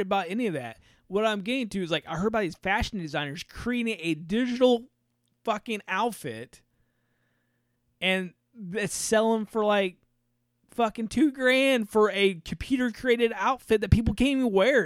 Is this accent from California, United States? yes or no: no; Indiana, United States; we're from Indiana